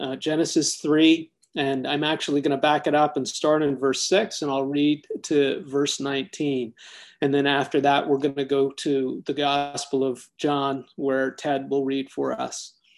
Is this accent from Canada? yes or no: yes; Toronto, Ontario, Canada; when I was growing up in Toronto, Canada